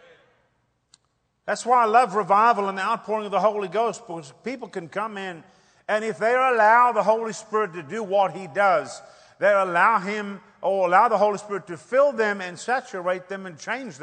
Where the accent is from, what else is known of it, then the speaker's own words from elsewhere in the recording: South Africa; moved away; I'm from Africa. I grew up in apartheid